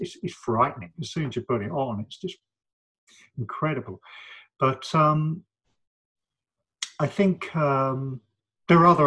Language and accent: English; London, United Kingdom; also born or lived in Manchester / Spain; I felt very privileged living in London and growing up in London